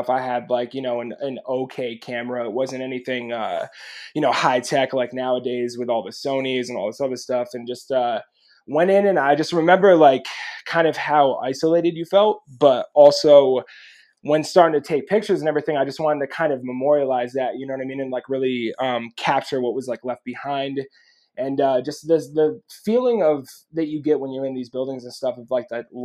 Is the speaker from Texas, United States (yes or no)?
no; New York, United States; moved away; growing up in New York